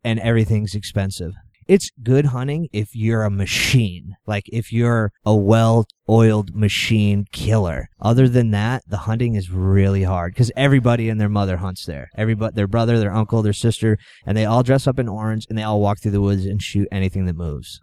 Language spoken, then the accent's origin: English; Exeter, New Hampshire, United States; I was born and raised in Exeter, New Hampshire.